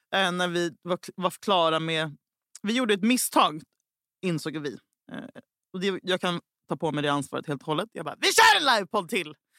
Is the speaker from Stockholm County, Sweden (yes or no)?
no; Gothenburg, Västra Götaland, Sweden; jag är fucking göteborgare